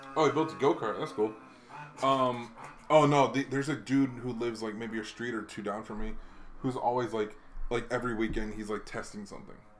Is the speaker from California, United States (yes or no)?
no; Hawaii, United States; moved away; I just grew up in Hawaii